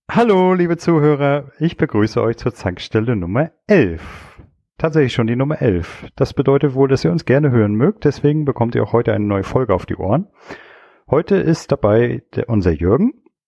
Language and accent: German; Stralsund, Mecklenburg-Vorpommern, Germany; ich komme aus Strasund